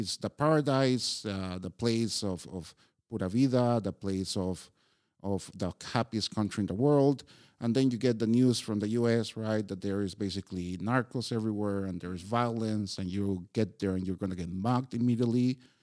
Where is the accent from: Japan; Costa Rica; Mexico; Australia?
Costa Rica; moved away as an adult; now in Prague, Czechia; born and raised in Costa Rica